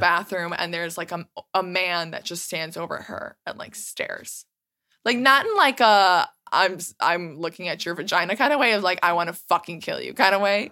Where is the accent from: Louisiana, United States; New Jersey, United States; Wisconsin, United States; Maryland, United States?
Wisconsin, United States; Milwaukee; We're from Milwaukee